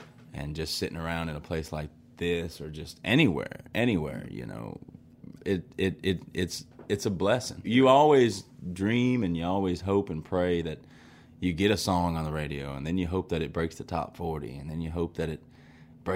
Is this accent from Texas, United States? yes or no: no; Vicksburg, Mississippi, United States; my hometown of Vicksburg, Mississippi